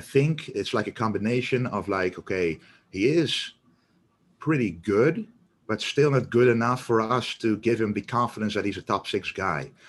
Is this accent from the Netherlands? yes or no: yes; Netherlands; we're both from the Netherlands